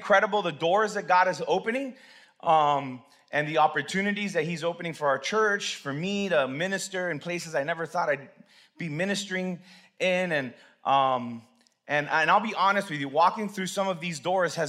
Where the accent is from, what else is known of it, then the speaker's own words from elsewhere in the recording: Hialeah, Florida, United States; I was born in Hialeah Hospital